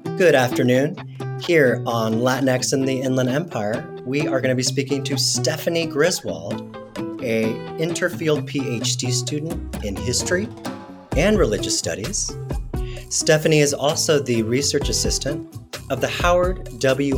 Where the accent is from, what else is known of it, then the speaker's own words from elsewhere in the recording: Mexico City, Mexico; now in United States; when I grew up in Mexico City, there was such a large Mormon community